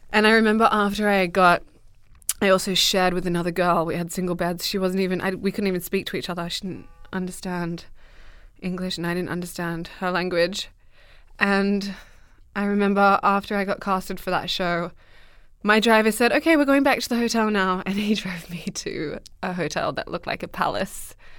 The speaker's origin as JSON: {"language": "English", "country": "Australia", "tie": "born or raised there", "also_born_or_lived": "Dubbo, New South Wales", "moved": "yes", "said": "I grew up in Australia, in the middle of Western Australia."}